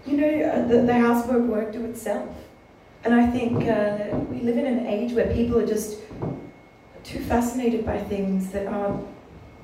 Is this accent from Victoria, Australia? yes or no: yes; Ballarat, Victoria, Australia; Well, I grew up in Ballarat